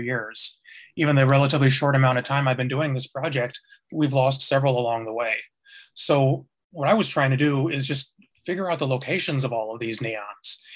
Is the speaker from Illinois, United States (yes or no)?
yes; Chicago, Illinois, United States; moved away as an adult; now in Seattle, United States; I'm from Chicago originally. I've been in Seattle for about 7 years